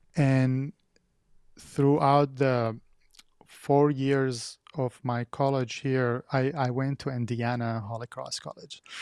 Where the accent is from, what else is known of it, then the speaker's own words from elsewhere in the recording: Baghdad, Baghdad Governorate, Iraq; English is a second language; moved away as an adult; now in United States; I'm originally from Baghdad, Iraq